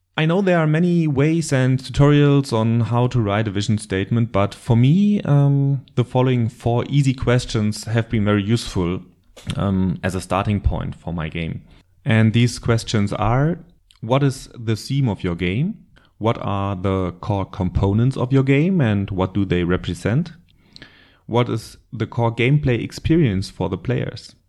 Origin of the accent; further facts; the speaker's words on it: Germany; accent: German; English is a second language; I live in Germany, but you probably already recognized that from my terrible accent